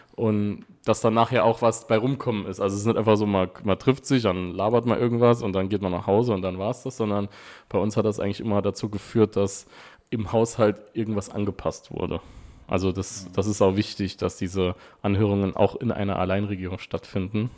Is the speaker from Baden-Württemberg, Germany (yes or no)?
no; Wiebelskirchen, Saarland, Germany; aus Wiebelskirchen, natürlich, aus meinem Heimatort